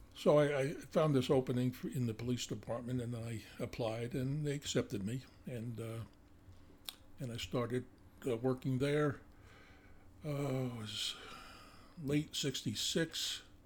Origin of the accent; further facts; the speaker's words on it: Northeast New Jersey, United States; accent: New Jersey; now in Montana, United States; I grew up in uh, uh, North North Jersey, Northeast Jersey, uh, probably about 20 to 25 miles out of the uh, uh, New York City